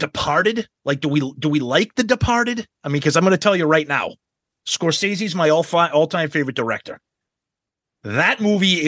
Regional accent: Boston, Massachusetts, United States; we're from Boston

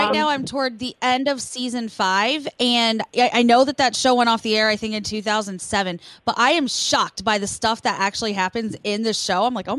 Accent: New York City, New York, United States; I'm from the Bronx. I'm Bronx.

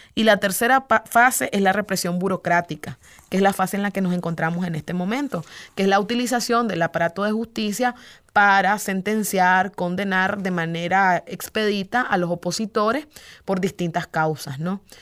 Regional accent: Nicaragua; los nicaragüenses

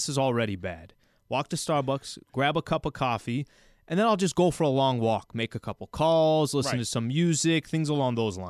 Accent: San Diego, California, United States; I'm born and raised in San Diego, right?

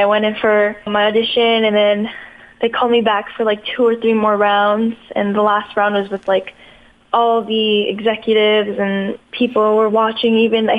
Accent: Toronto, Ontario, Canada; Yes, I was born in Toronto.

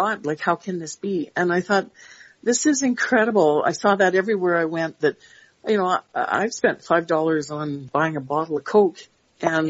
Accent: Canada; I'm so proud to be Canadian

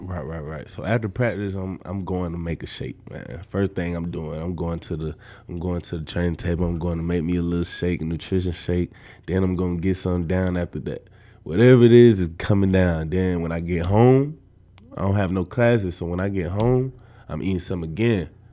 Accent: Atlanta, Georgia, United States; moved away as an adult; now in Nebraska, United States; I'm from Atlanta, Georgia

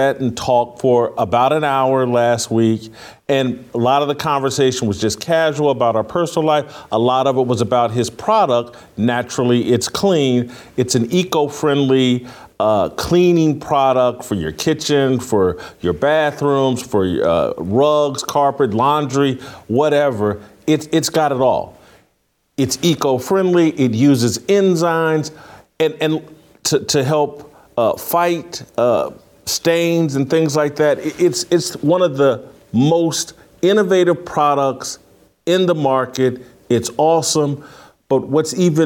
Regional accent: Indiana, United States; moved away; Indiana, my home state.

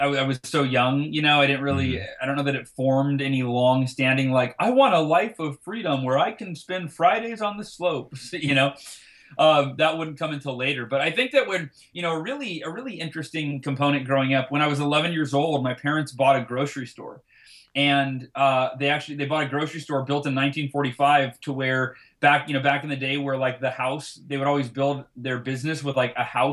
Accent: Oakhurst, California, United States; I grew up in Oakhurst, California, which is about 45 minutes north

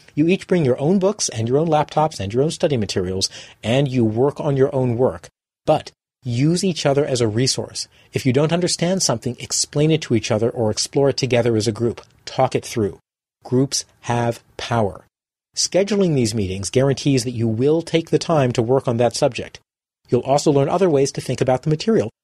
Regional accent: Boston, Massachusetts, United States; my hometown of Boston

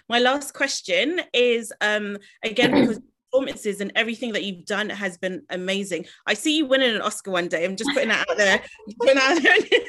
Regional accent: London, United Kingdom; I grew up in Tulse Hill, so I always love to shout out a fellow South Londoner.

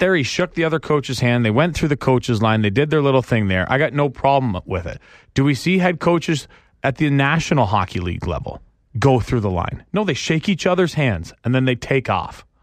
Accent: Canada; I'm not from here. I'm from Canada.

